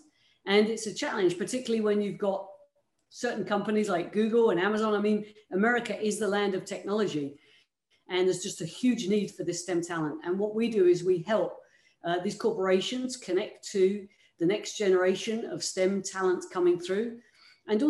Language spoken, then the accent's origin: English; United Kingdom; moved away; you can probably tell by my accent, I'm not originally from these parts. I came from the United Kingdom